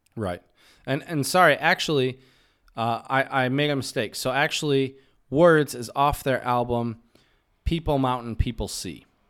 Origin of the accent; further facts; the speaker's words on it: United States; in the States, we use "How are you" more like a greeting